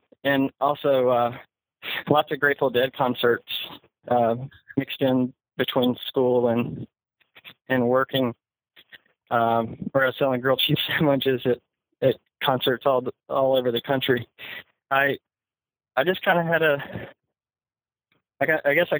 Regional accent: Enterprise, Alabama, United States; moved away as an adult; now in Austin, United States; We're both from Southeast Alabama, went to high school in Enterprise, Alabama.

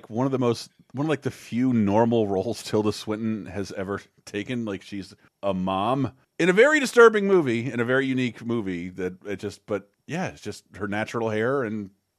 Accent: United States; as an American

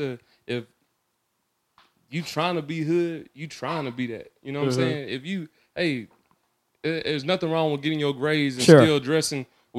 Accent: Savannah, Georgia, United States; growing up in Savannah, or well, at least going to school out in Savannah, you see that a lot of violence out there.

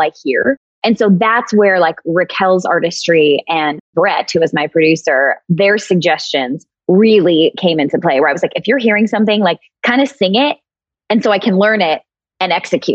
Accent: Minnesota, United States; also born or lived in New York; now in Nashville, United States; I'm originally from Minnesota, spent 15 years in New York, just moved here to Nashville 2 years ago

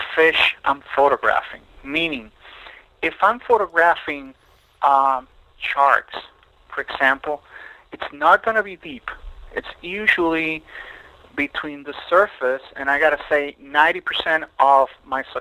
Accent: Puerto Rico; also born or lived in Mexico; now in Miami, United States; I grew up on an island. I grew up in Puerto Rico

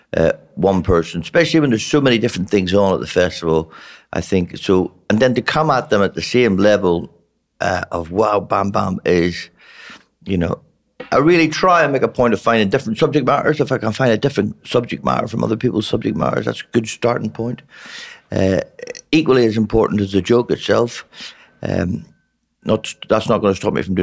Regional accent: Northern Ireland, United Kingdom; moved away as an adult; also born or lived in England / London; now in Australia; But when I was one, they moved back to Northern Ireland the year the Troubles started, the year the modern day war, 1967.

